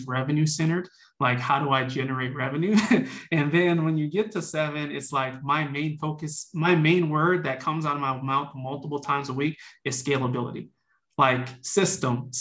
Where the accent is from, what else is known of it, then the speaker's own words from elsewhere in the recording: New Orleans, Louisiana, United States; I'm from New Orleans, Louisiana, originally born and raised